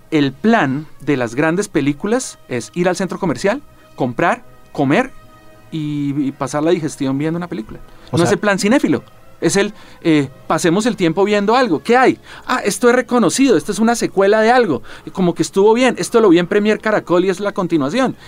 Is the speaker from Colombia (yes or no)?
yes; Colombia; como colombiano